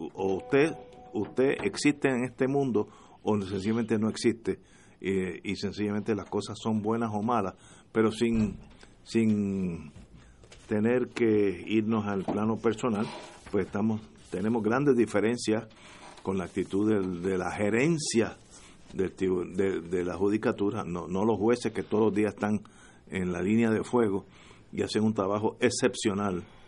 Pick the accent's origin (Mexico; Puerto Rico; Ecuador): Puerto Rico; como puertorriqueño que soy